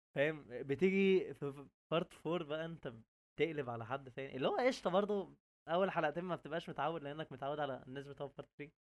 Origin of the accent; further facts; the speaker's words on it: Egypt; عندنا في مصر